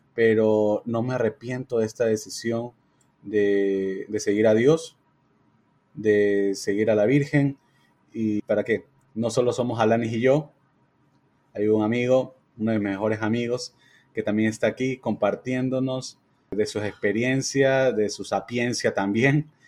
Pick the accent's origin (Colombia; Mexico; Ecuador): Ecuador; Somos cuatro amigos, somos de Ecuador